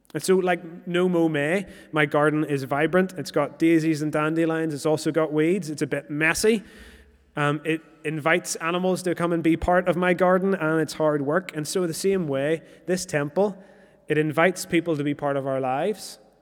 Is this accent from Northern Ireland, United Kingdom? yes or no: yes; Moira, Northern Ireland, United Kingdom; moved away; I'm originally from Moira